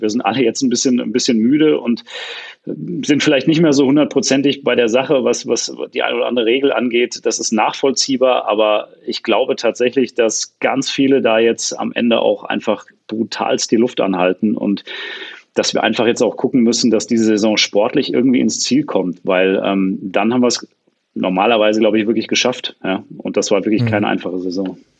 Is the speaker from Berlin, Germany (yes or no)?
no; Hesse, Germany; bei uns in Hessen